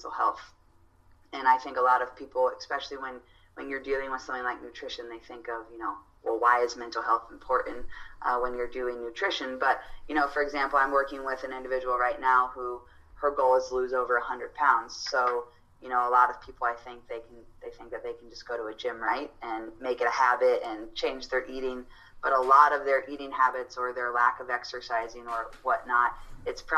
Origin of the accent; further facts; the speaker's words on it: Indiana, United States; I was born and raised in Indiana.